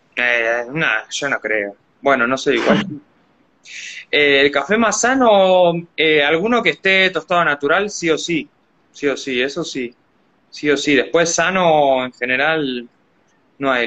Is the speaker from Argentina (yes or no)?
yes; Argentina; soy argentino, soy argentino